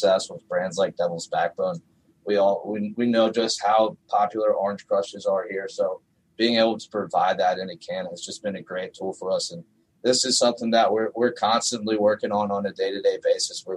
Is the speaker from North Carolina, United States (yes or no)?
yes; North Carolina, United States; moved away; I'm from North Carolina. When I moved up here